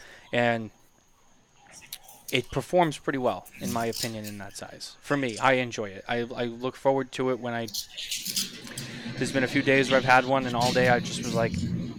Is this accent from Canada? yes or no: yes; Canada; Mitchell, I only get picked on because I'm Canadian.